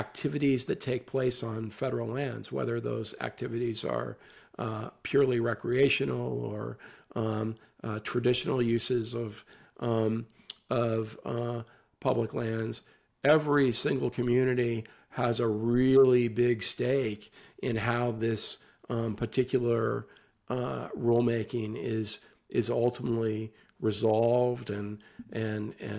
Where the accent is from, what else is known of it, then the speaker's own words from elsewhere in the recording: Western Colorado, United States; where I grew up in Western Colorado